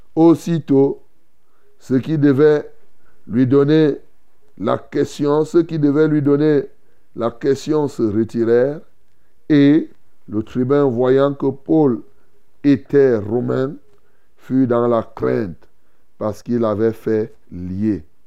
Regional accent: Cameroon; chez nous ici

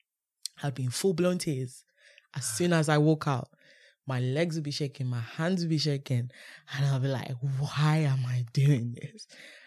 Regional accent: Nigeria; Watching Food Network in Nigeria.

